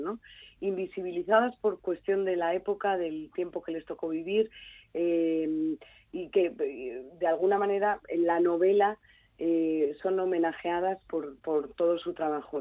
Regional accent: Galicia, Spain; Galicia es, una, es mi tierra mm, de, niñez

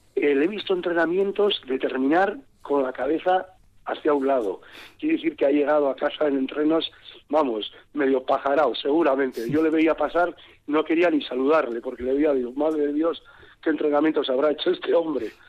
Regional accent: San Sebastián, Basque Country, Spain; yo soy donostiarra, bueno, la donostiarra, pero dije, oye, que esta que yo nací en Donostia

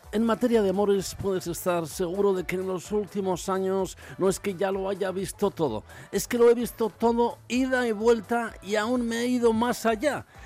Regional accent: Eibar, Basque Country, Spain; soy de Eibar y soy el secretario general del Partido Socialista de Euskadi

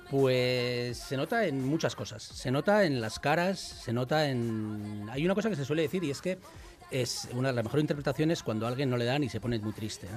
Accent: Basque Country, Spain; soy vasco

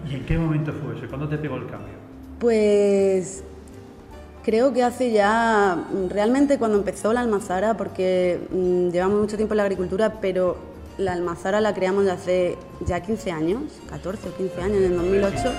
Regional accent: Yecla, Region of Murcia, Spain; aquí en mi pueblo, que era un pueblo de cultivos, de viña, de, olivos, de almendros

